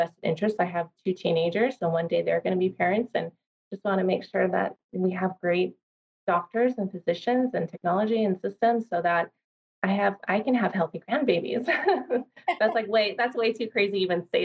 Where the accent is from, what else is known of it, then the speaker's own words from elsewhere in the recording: California, United States; moved away as an adult; now in Hawaii, United States; I'm from California